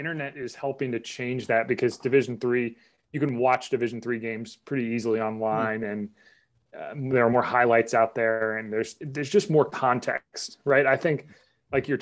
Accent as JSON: {"language": "English", "town": "Charlotte", "region": "North Carolina", "country": "United States", "tie": "born or raised there", "also_born_or_lived": "Pennsylvania", "moved": "yes", "said": "I grew up in Charlotte"}